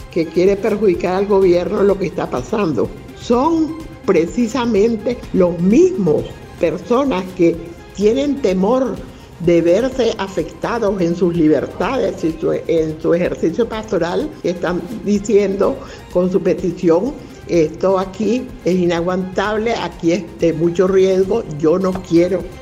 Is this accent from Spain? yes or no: no; Nicaragua; Es que como nicaragüenses es vergüenza ajena.